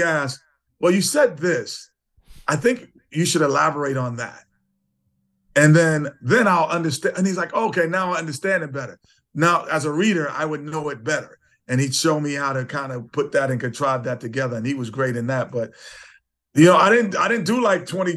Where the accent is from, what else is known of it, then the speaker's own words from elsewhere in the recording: New York City, New York, United States; growing up in Queens, New York